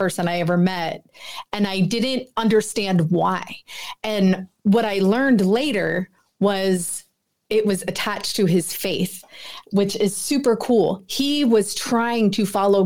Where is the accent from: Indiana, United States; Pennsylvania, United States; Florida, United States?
Pennsylvania, United States; Philadelphia; I was born and raised in Philadelphia.